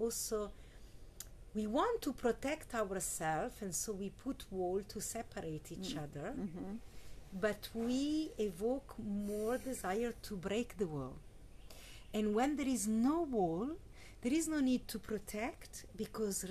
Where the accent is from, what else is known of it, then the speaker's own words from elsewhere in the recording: Italy; I grew up in Italy, so we have Christianity